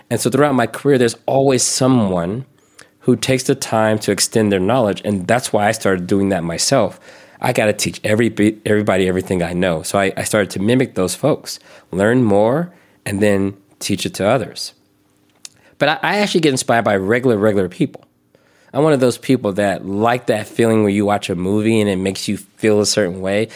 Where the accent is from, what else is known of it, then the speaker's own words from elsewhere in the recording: the South, United States; I grew up in the South